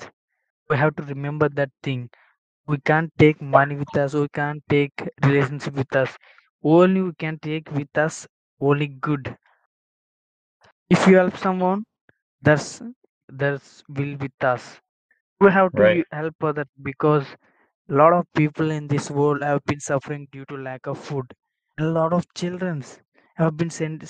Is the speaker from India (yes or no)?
yes; India; first language Telugu; English is a second language; from India. I live in a village in India.